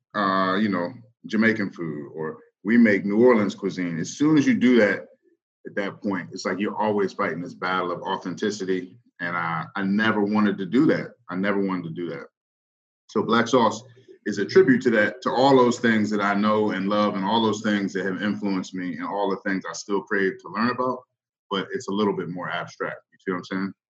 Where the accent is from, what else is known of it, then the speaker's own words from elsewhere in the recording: Northern Virginia, United States; moved away as an adult; now in Baltimore, United States; I'm not from Baltimore. Uh, I grew up in Virginia. both both my parents are from Mississippi, but I grew up in Northern Virginia